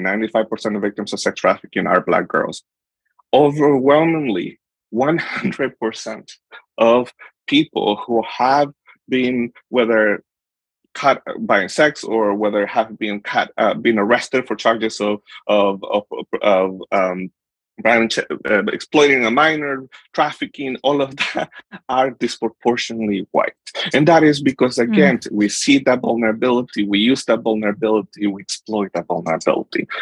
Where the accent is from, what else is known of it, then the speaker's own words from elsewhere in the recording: Honduras; moved away; I am from Honduras. I was born and raised in Honduras.